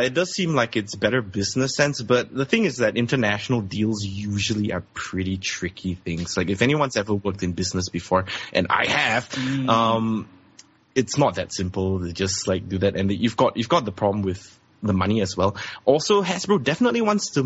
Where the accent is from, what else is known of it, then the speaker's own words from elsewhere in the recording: Singapore; I'm from Singapore